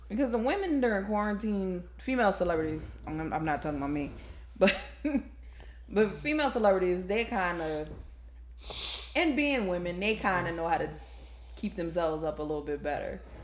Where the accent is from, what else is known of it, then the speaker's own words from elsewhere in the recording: New Orleans, Louisiana, United States; I'm actually born and raised in New Orleans